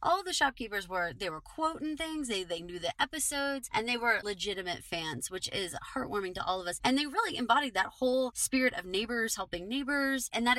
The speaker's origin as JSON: {"language": "English", "region": "Texas", "country": "United States", "said": "I'm from Texas"}